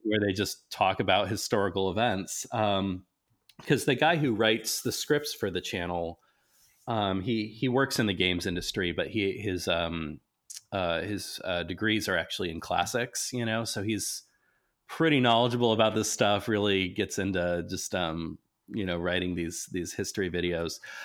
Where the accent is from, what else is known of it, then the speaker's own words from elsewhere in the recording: Nebraska, United States; I grew up in Nebraska